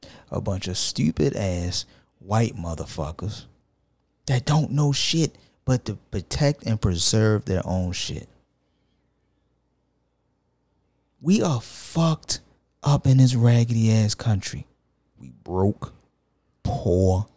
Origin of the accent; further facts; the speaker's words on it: United States; I denounce thee and I am no longer an American